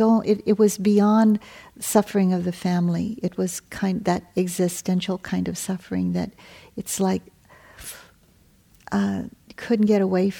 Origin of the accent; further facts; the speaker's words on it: Hawaii, United States; I come from Hawaii